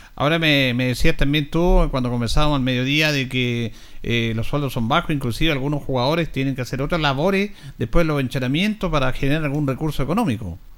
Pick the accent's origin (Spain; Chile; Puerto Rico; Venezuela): Chile; Linares, Maule; somos del barrio, de Arturo Bray